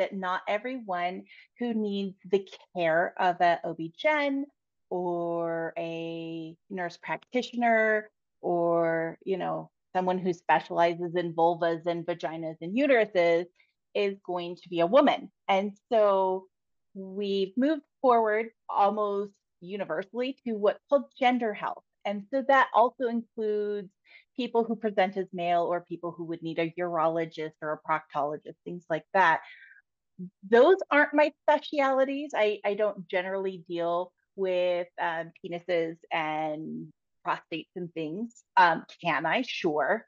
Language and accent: English; Seattle, Washington, United States; moved away as an adult; also born or lived in Southeast Alaska; now in Utah, United States; I was born in Seattle, but raised between Seattle and Southeast Alaska